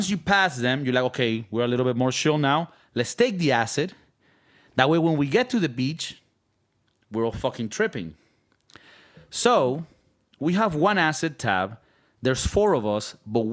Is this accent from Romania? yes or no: no; Valencia, Carabobo, Venezuela; English is a second language; now in California, United States; it takes us like an hour to get to the beach from our hometown in Valencia, Venezuela